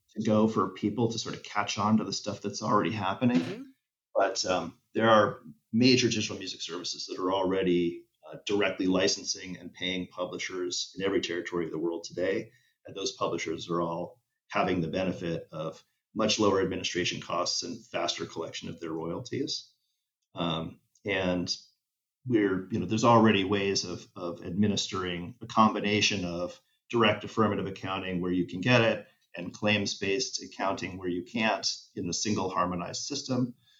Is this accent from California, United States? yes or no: yes; Los Angeles, California, United States; LA is my hometown